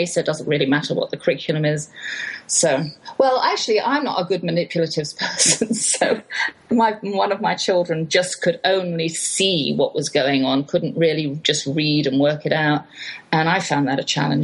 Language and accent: English; England, United Kingdom; moved away; I'm English